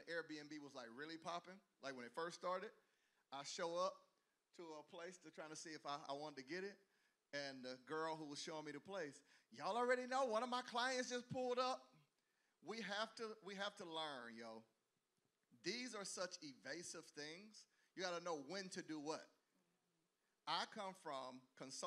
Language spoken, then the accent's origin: English; the South, United States; I grew up in the South